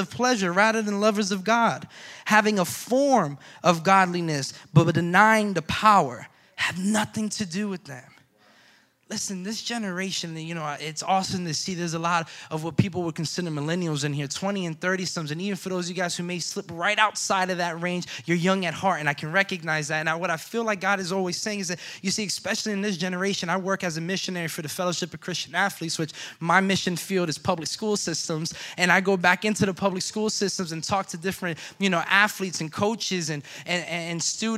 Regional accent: Florida, United States; I'm from Florida

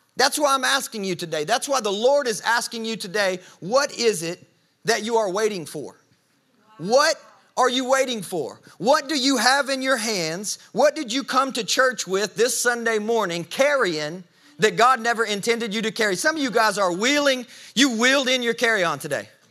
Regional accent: the South, Southern United States, United States; I'm, I'm a Southerner

